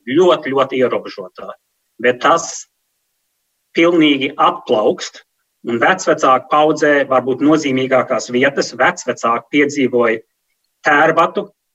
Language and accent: Latvian; New York, United States; moved away; also born or lived in Sweden; Mēs esam dzimuši un auguši Ņujorkas centrā ļoti multikulturālā vidē